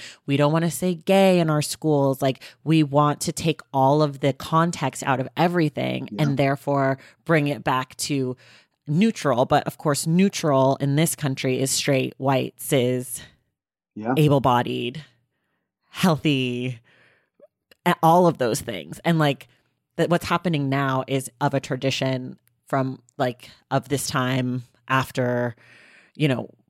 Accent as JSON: {"language": "English", "town": "Oakland", "region": "California", "country": "United States", "said": "I'm from Oakland, but Oakland's a super segregated city."}